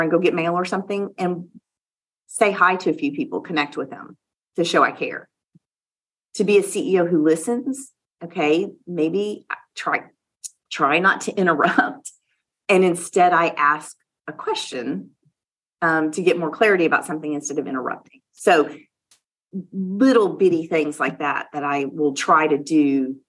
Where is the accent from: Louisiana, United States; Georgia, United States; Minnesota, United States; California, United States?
Louisiana, United States; moved away; also born or lived in Oklahoma City; I am from the South. I am from Louisiana